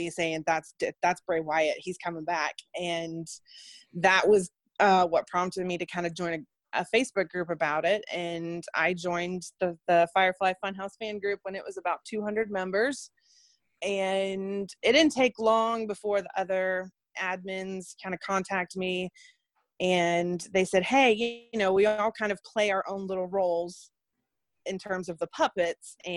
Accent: Leicester, North Carolina, United States; moved away as an adult; now in Indiana, United States; born and raised in a city called Leicester, which is actually not far from where Daze lives, I don't think. And I moved to the U.S. with my family when I was 9 and lived in North Carolina for most of my life

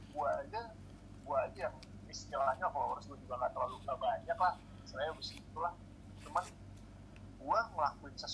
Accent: Depok, West Java, Indonesia; gue tahu orang pasti notice gue kalau gue orang Depok terus gue kritik Depok

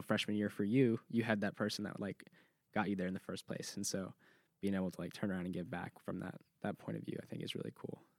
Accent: California, United States; moved away as an adult; now in Clemson, United States; I'm from California

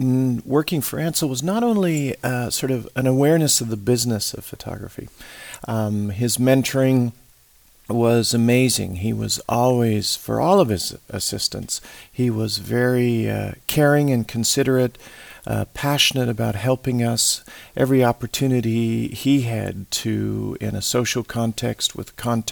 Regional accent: South Africa; also born or lived in Australia / Europe; I grew up in South Africa, in Australia, in Europe. My father worked for an oil company. We ended up living in many different parts of the world.

